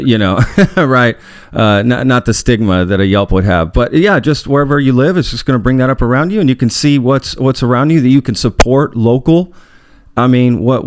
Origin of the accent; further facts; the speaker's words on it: Dallas, Texas, United States; also born or lived in Omaha, Nebraska; that's where I grew up